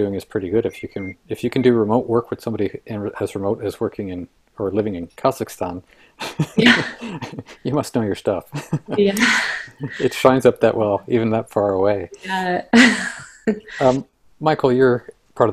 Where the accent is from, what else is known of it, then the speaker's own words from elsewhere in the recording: Canada; We live in Canada. We have a certain way of being Canadian